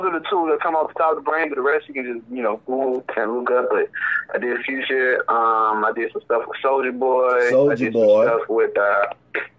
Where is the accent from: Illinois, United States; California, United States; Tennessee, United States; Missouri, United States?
Tennessee, United States; I'm from Tennessee